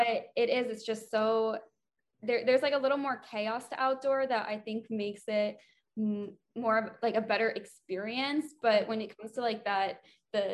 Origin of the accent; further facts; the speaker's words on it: Georgia, United States; I'm originally from Georgia. So we used to race there every year in high school